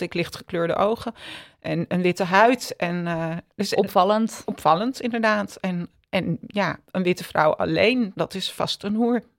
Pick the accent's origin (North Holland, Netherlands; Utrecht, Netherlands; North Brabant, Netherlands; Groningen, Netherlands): North Holland, Netherlands; Amsterdam; ik ben in Amsterdam opgegroeid